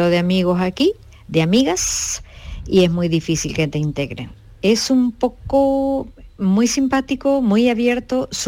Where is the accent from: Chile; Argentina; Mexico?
Argentina; now in Spain; Yo tampoco soy de aquí, porque bueno, soy argentina, ya se nota.